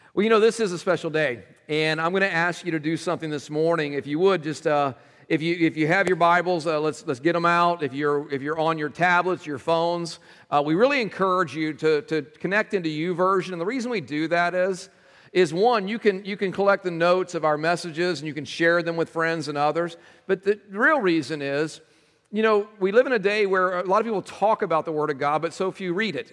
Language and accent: English; Texas, United States; moved away; I was raised in Texas.